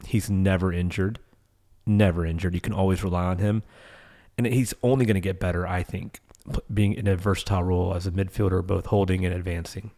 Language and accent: English; United States; being American fans